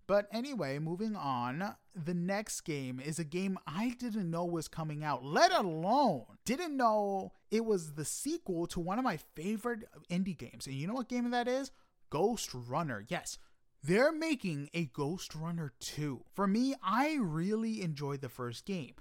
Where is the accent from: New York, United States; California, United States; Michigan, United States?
New York, United States; New York City; I am from Queens